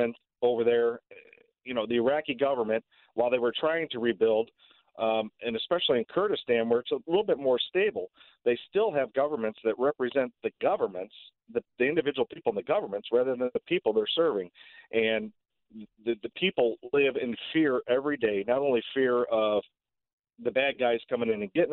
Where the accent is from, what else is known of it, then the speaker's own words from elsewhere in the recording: St. Louis, Missouri, United States; also born or lived in Richmond Heights, Missouri; I grew up basically on the St. Louis City, Richmond Heights border. I attended grade school in Richmond Heights